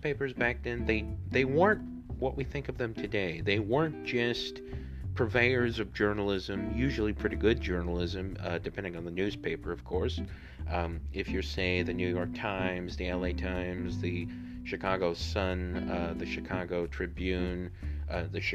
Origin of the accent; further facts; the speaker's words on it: Honduras; my home country, Honduras.